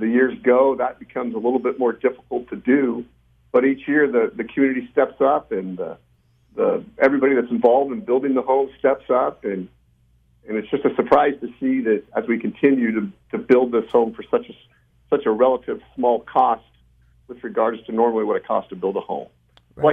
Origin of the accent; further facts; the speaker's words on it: Bakersfield, California, United States; we're from Bakersfield, but we do life in Bakersfield